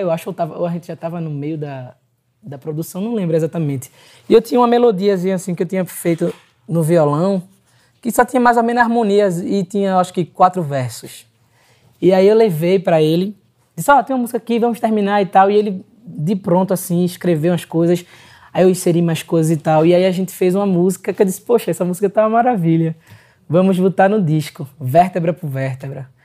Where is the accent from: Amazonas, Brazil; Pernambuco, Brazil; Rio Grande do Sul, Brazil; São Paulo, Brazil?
Pernambuco, Brazil; sou pernambucano